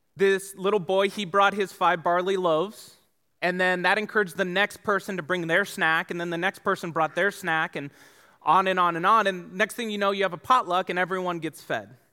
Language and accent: English; Tucson, Arizona, United States; also born or lived in San Diego; I grew up here in Tucson